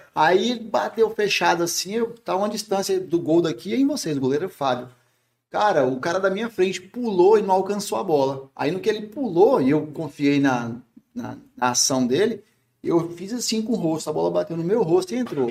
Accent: Rio Grande do Norte, Brazil; Sou potiguar, comedor de ginga com tapioca

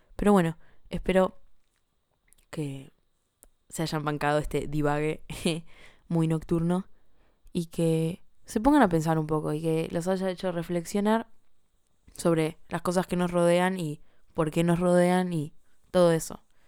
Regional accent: Buenos Aires, Argentina; como ciudadana argentina de Buenos Aires

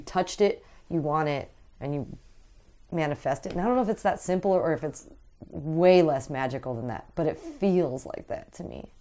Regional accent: Aspinwall, Pennsylvania, United States; I grew up in Asmawall

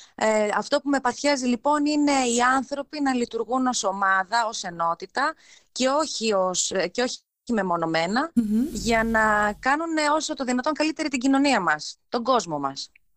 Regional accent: Alexandroupoli, Eastern Macedonia and Thrace, Greece; γεννήθηκα και μεγάλωσα στην Αλεξανδρούπολη.

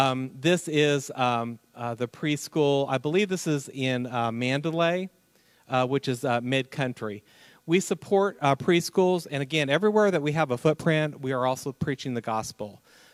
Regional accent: Indiana, United States; Jim and I are from Indiana.

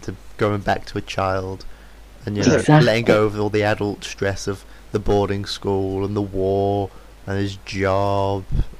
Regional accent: United Kingdom; because we're British

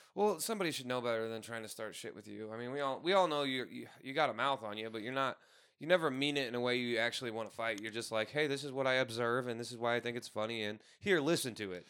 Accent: St. Louis, Missouri, United States; now in Tucson, United States; I'm not a hundred percent from Saint Louis in the city. I'm from, like, three to five miles away

